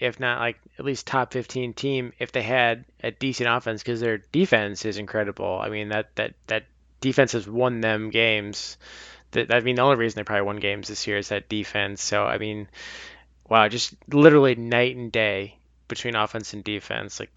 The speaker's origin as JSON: {"language": "English", "region": "Iowa", "country": "United States", "tie": "born or raised there", "said": "growing up in Iowa"}